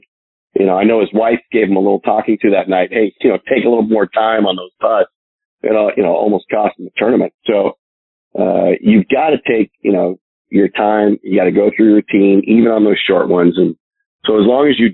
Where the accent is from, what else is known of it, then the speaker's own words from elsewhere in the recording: Northern California, United States; I was from Northern California